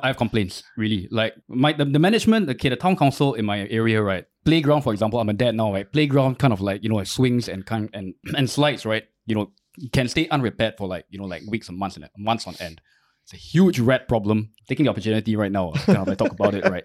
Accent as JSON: {"language": "English", "country": "Singapore", "tie": "born or raised there", "said": "I didn't choose to kind of be born Singaporean."}